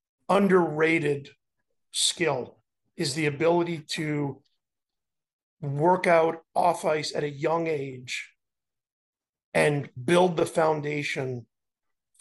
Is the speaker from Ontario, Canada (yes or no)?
no; Montreal, Quebec, Canada; growing up in Montreal